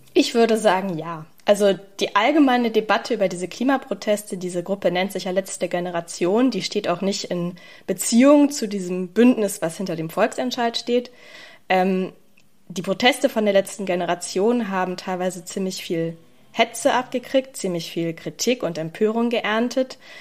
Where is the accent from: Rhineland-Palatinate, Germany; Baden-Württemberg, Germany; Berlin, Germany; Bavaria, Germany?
Berlin, Germany; als Berlinerin